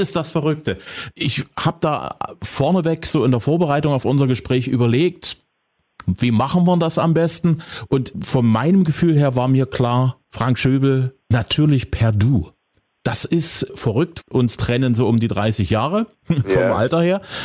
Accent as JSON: {"language": "German", "area": "the East", "region": "eastern Germany", "country": "Germany", "said": "hier bei uns im Osten"}